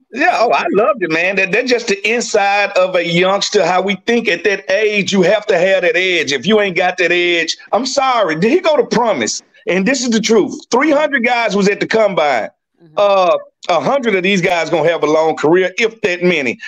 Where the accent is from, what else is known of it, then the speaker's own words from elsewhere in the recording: Mississippi, United States; I'm from Mississippi